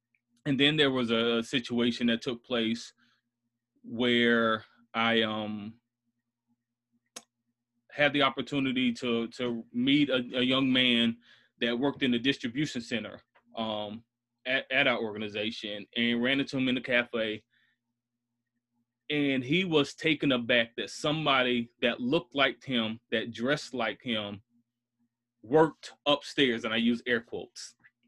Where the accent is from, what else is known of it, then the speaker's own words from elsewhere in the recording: Bronx, New York, United States; born there; without understanding that I was born in the South Bronx. My dad moved to North Carolina because he was in the military.